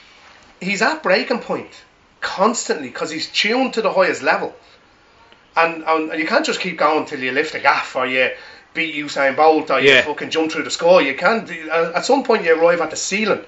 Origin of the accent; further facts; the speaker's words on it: Ireland; I'm from Jonestown